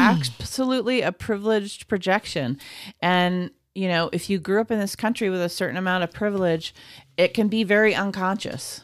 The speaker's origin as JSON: {"language": "English", "country": "United States", "said": "as an American who does not have a lot of exposure to Korean culture"}